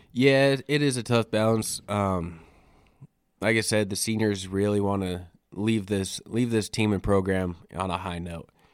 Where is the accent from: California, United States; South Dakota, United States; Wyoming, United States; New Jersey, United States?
Wyoming, United States; Riverton; moved away as an adult; now in Alpine, United States; I'm originally from Wyoming, born and raised in Riverton, Wyoming, out in the Wind River Reservation.